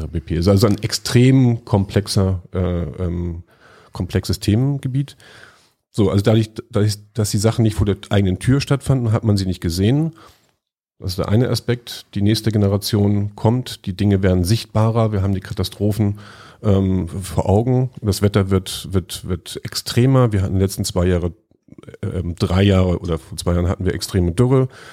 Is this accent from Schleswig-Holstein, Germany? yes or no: no; Lüneburg, Lower Saxony, Germany; moved away; in meiner Heimatstadt Lüneburg